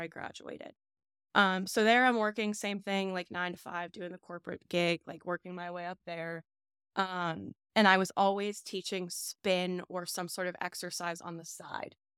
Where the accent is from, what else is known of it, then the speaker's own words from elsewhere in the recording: Scott Township, Pennsylvania, United States; also born or lived in South Fayette, Pennsylvania; South Hills. Okay. So, I am, we grew up in Scott Township